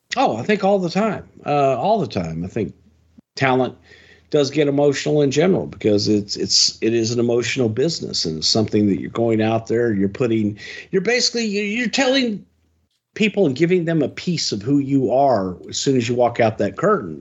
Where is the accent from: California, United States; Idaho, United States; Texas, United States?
Texas, United States; Houston; in front of seventy thousand people in my hometown